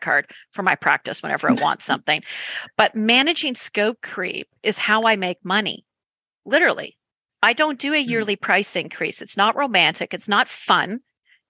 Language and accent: English; Canada; accent: Canadian; my Canadian accent